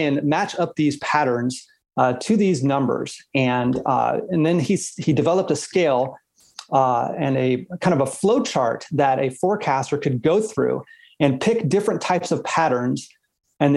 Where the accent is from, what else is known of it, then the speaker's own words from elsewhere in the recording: South Florida, United States; moved away; also born or lived in Oregon; growing up in South Florida, of course, we have thunderstorms every day